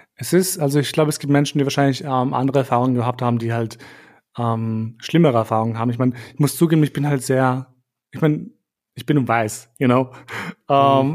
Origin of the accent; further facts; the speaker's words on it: Vienna, Austria; moved away as an adult; also born or lived in Kosovo / Munich; ich bin kein Deutscher, ich bin in Wien aufgewachsen, oder ich bin hier mein Leben lang in die Schule gegangen